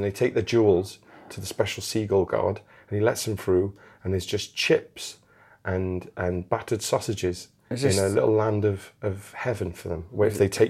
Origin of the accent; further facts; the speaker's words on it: Newport, Wales, United Kingdom; We're from Newport, we know how to break in.